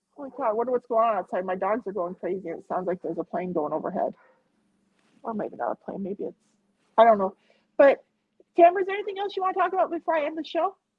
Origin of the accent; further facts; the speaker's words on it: Montana, United States; I'm from Montana.